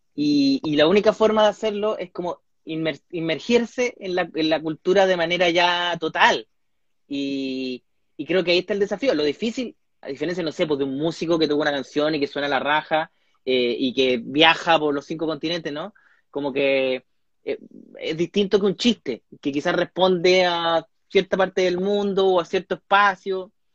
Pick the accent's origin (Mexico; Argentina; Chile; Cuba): Chile; moved away as an adult; now in California, United States; soy un humorista chileno, actualmente radicado en el extranjero